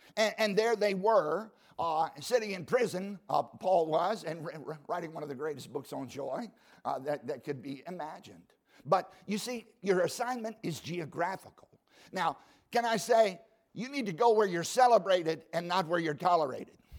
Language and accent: English; Southside Virginia, United States; I grew up in Southside, Virginia, uh, harvesting tobacco